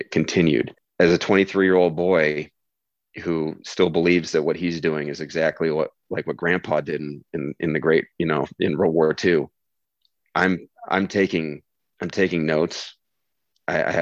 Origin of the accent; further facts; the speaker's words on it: Midwest, United States; I'm an American male from the Midwest